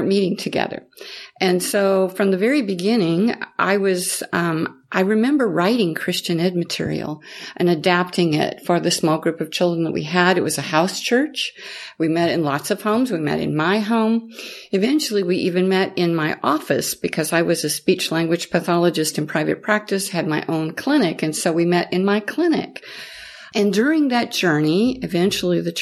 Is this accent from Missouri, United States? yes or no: yes; the Midwest, near Independence, Missouri, United States; moved away as an adult; also born or lived in Kansas / Mississippi / New Orleans, Louisiana; I was born into the Midwest and very close to Independence.